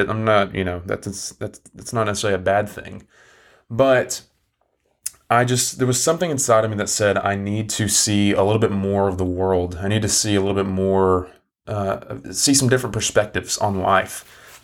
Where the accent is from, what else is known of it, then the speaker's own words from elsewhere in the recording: Englewood, Tennessee, United States; moved away as an adult; now in Chattanooga, United States; Where I'm from, my hometown, is a really small town in East Tennessee.